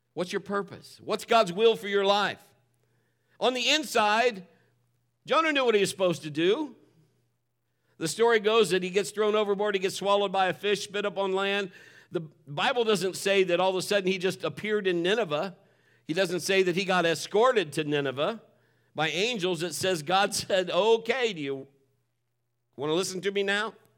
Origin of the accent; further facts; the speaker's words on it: Marion, United States; moved away as an adult; I was born and raised in Marion. I am a Marionite